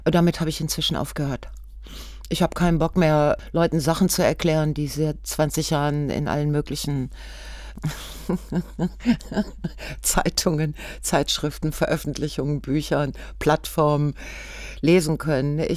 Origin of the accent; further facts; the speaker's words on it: Ruhr area, North Rhine-Westphalia, Germany; ich bin aus dem Ruhrgebiet.